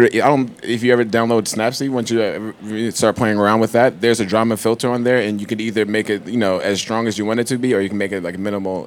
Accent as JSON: {"language": "English", "town": "New York City", "region": "New York", "country": "United States", "said": "I like urban environments. I mean, I'm from Brooklyn, so that's pretty much what I'm used to."}